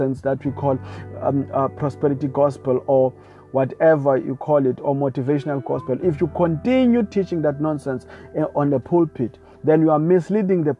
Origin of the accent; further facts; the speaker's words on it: South Africa; I come from South Africa